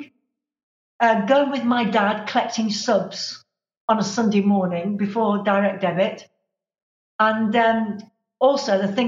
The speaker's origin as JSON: {"language": "English", "town": "Manchester", "region": "North West England", "country": "United Kingdom", "tie": "born or raised there", "said": "I was born in Miles Platting in the north of Manchester"}